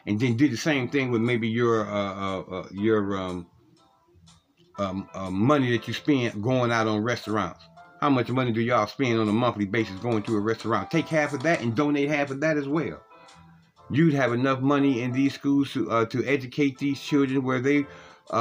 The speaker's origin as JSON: {"language": "English", "town": "Cleveland", "region": "Ohio", "country": "United States", "tie": "born or raised there", "said": "one of the streets that I grew up in Cleveland, Ohio"}